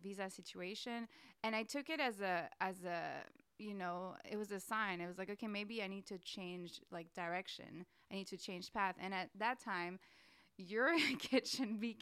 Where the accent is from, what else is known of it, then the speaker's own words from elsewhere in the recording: Nice, Provence-Alpes-Côte d'Azur, France; English is a second language; also born or lived in Paris, France; now in San Francisco, United States; So I come from Nice.